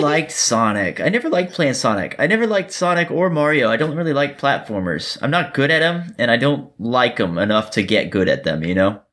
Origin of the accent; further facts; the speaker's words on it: Miami, Florida, United States; now in Georgia, United States; I'm from Florida. I was born in Miami